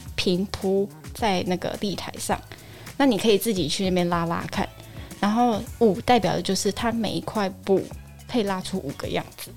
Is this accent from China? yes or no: no; southern Taiwan, Taiwan; 我是南部人啦，哈，所以我们南部，你知道，购物地方没有很多